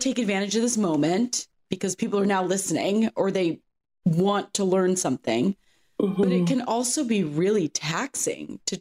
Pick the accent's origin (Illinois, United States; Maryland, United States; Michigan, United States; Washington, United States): Washington, United States; Seattle; I was born and raised here in Seattle